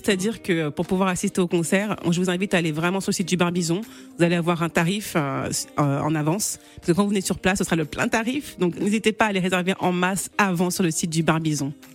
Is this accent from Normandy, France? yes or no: yes; Rouen, Normandy, France; je suis originaire de Guinée-Bissau, je suis née en Normandie, à Rouen